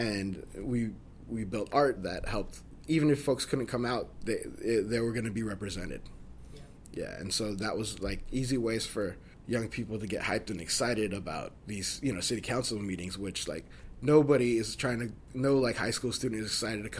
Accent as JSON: {"language": "English", "country": "Philippines", "said": "I love that about being Filipino."}